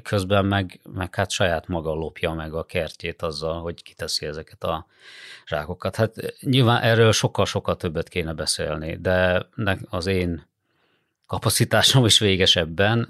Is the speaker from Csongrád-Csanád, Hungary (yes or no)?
no; Hajdú-Bihar, Hungary; now in Budapest, Hungary; én magam is, ö, Hajdúbihar megyéből származom